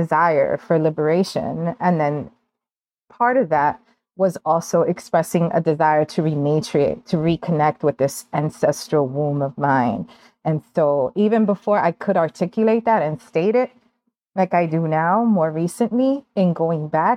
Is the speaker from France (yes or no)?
no; New York City, New York, United States; moved away as an adult; now in Aguada, Puerto Rico; I was born in Brooklyn and raised there to parents who were born in Ponce, both of them. And so 9 years ago, I moved to Puerto Rico, not to Ponce, but to Aguada.